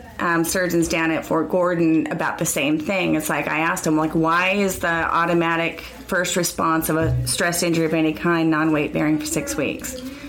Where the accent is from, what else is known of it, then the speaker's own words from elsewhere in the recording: Ireland; I'm Irish, so, you know, we can talk about anything forever.